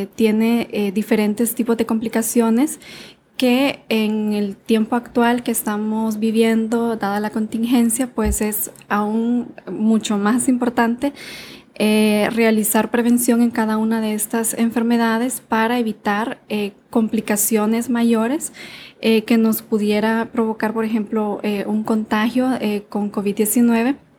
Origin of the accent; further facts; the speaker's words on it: Honduras; sí soy médico hondureño